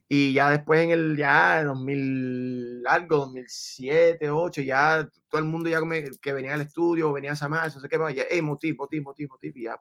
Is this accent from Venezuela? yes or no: yes; Venezuela; now in Miami, United States; yo sí nací en Venezuela, mamá colombiana, papá dominicano.